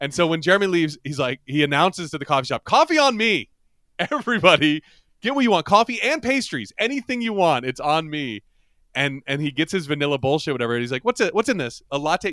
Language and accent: English; Ireland; as an Irish person